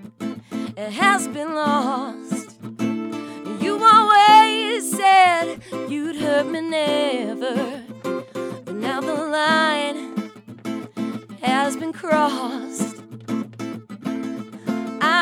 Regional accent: Jersey Shore, New Jersey, United States; moved away as an adult; now in Nashville, United States; I'm from the Jersey Shore, so like I'm used to being like a block away from the beach

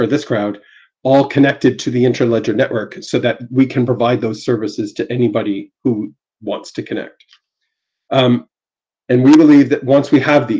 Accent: Canada; I'm Canadian

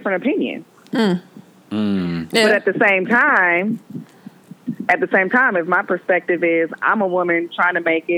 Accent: Milwaukee, Wisconsin, United States; also born or lived in Brown Deer, Wisconsin; I grew up in Hillside because that's where New Concept was.

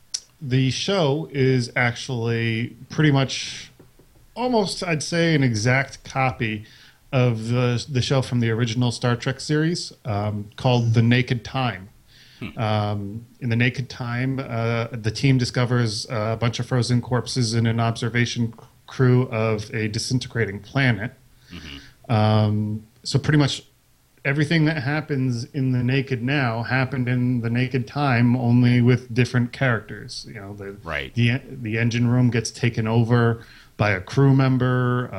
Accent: Paterson, New Jersey, United States; I'm from New Jersey.

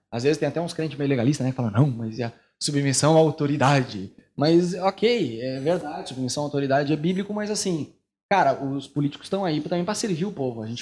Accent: Brazil; now in Buenos Aires, Argentina; aqui em Buenos Aires, que como brasileiro a gente era meio avoado. E agora eu digo era porque a partir de 2013 começou a ter manifestações políticas na rua

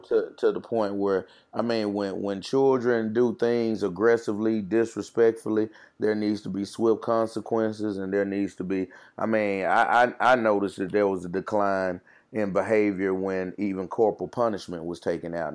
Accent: Jackson, Mississippi, United States; I'm from Jackson, Mississippi, born and raised and bred in West Jackson

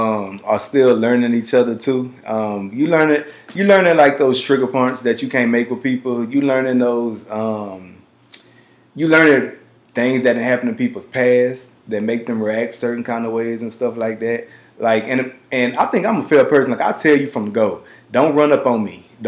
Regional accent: Louisiana, United States; also born or lived in Texas; we're from the South. Like growing up in Louisiana and Texas, like, and y'all know where I grew up at.

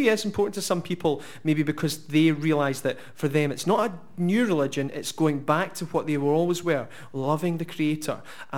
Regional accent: Oban, Scotland, United Kingdom; moved away as an adult; now in Glasgow, United Kingdom; by the time I was about 18, I moved to Glasgow from Oban

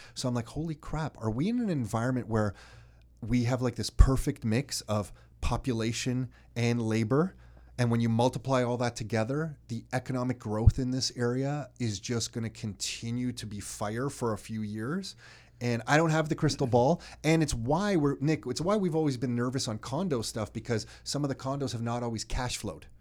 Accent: Canada; we're from Canada

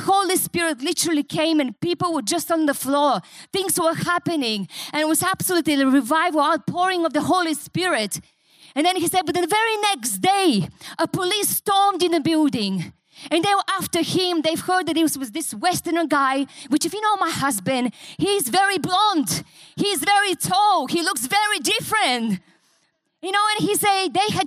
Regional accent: Bulgaria; English is a second language; moved away as an adult; also born or lived in Newcastle, Australia; now in Australia

